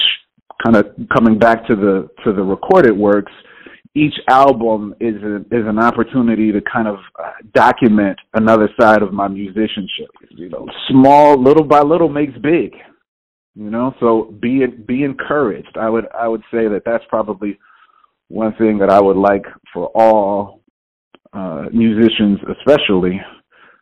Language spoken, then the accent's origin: English; Houston, Texas, United States; moved away; I'm originally from Houston, Texas